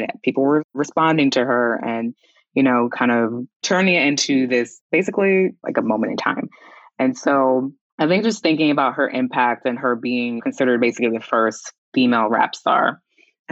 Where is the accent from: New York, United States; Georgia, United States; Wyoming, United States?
New York, United States; New York City; I'm from Queens